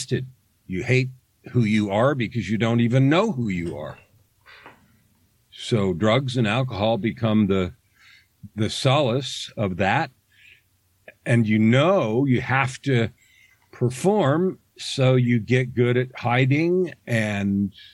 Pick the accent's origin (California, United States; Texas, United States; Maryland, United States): California, United States; San Francisco Bay Area; I grew up in the San Francisco Bay Area in the days when the hippies were born and died.